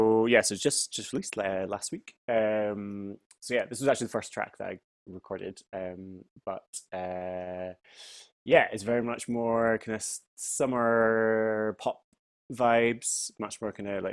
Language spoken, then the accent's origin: English; Finchley, London, United Kingdom; like growing up in Finchley in the village that I am right now.